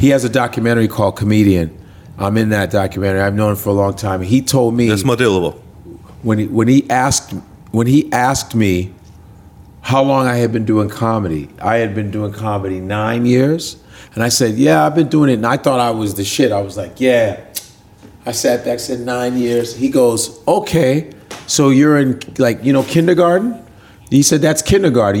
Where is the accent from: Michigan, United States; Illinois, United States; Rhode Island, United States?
Illinois, United States; Chicago; now in New York City, United States; i grew up in chicago